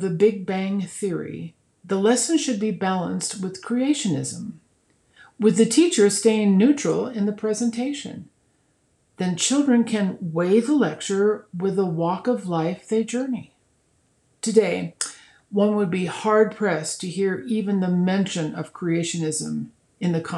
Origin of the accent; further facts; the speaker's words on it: Nebraska, United States; moved away; my home state of Nebraska